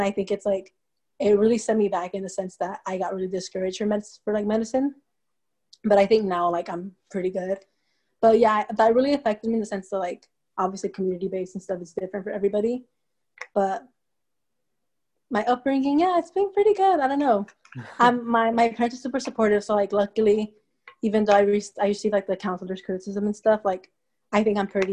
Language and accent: English; Inland Empire, California, United States; first language Spanish; English is a second language; moved away as an adult; now in Davis, United States; I'm from Inland Empire.